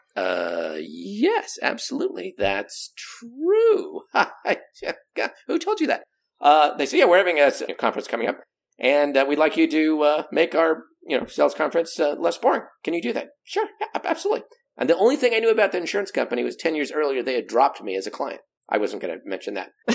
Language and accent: English; Pacific Northwest, United States; also born or lived in Southern California; the Pacific Northwest where we don't even have an accent